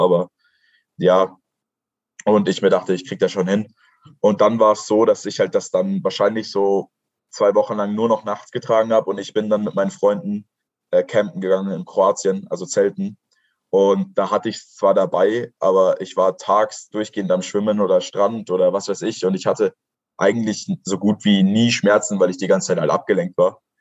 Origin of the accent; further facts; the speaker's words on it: Kochel am See, Bavaria, Germany; ich komme aus Kochel am See. Das ist ein süßes kleines Dorf in Bayern.